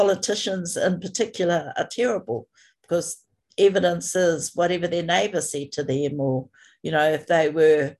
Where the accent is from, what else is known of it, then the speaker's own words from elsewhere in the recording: New Zealand; I'm from Aotearoa, New Zealand, and at the moment I'm coming to you from a place called Rotorua in the middle of the North Island.